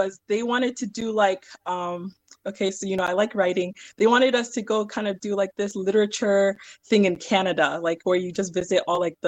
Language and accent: English; Columbus, Ohio, United States; born or raised there; also born or lived in Verona, Italy